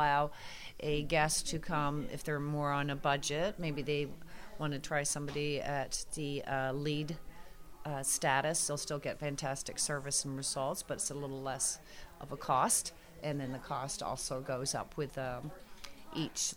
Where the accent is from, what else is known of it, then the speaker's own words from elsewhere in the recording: Canada; moved away as an adult; now in Fredericksburg, United States; I'm from Canada